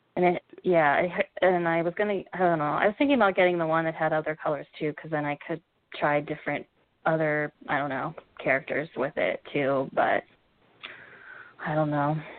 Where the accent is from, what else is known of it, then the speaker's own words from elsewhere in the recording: Cincinnati, Ohio, United States; also born or lived in Savannah; now in New York, United States; I'm from Ohio. I'm from Cincinnati